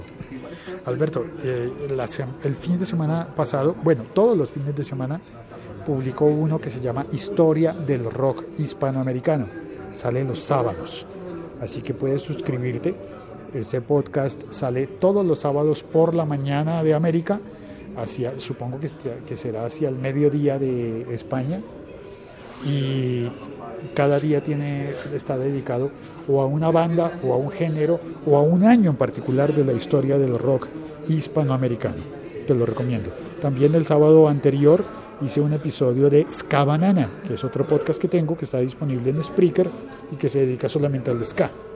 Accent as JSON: {"language": "Spanish", "country": "Colombia", "said": "En mi país, en Colombia"}